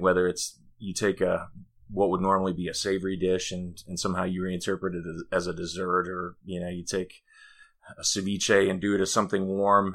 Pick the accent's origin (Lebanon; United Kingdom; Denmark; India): Denmark; now in Greenville, United States; I'm from Denmark